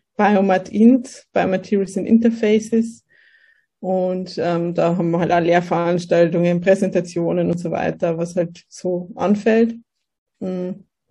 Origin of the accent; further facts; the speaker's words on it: Kelheim, Bavaria, Germany; moved away as an adult; now in Austria; ich bin aus, äh, komme aus Bayern. Aus Kelheim